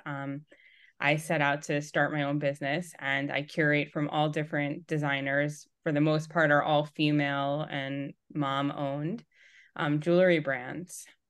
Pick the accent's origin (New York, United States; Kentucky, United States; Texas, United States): New York, United States; moved away as an adult; now in Atlanta, United States; I was born and raised in New York, and then during COVID, I was pregnant with my third, and we had moved from New York to Atlanta.